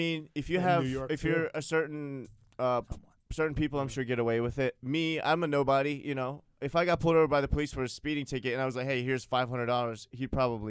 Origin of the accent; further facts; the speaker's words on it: United States; also born or lived in Kyrgyzstan; I grew up here in the States. Okay. I've been here 20 years.